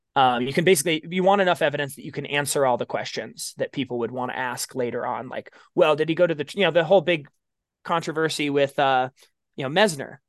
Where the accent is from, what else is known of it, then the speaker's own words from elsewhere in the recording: Baker City, Oregon, United States; It's actually my hometown